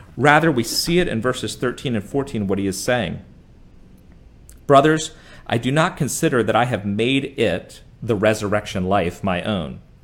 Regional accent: United States; being an American growing up here

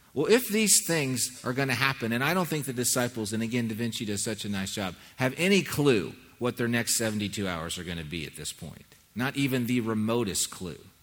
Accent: Southern California, United States; When I was a kid growing up in Southern California

